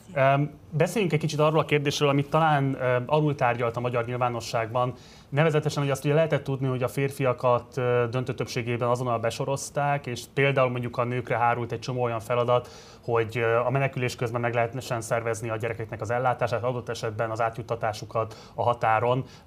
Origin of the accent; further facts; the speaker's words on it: Budapest, Hungary; tőzsgyökeres Pesti vagyok